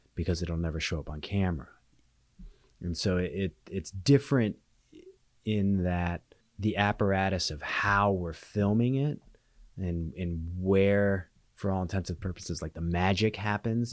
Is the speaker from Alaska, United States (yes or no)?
yes; Alaska, United States; moved away; I was born and raised in Alaska, and I keep my house here